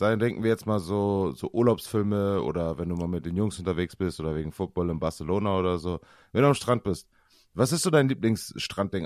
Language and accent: German; Osnabrück, Lower Saxony, Germany; bei uns in Osnabrück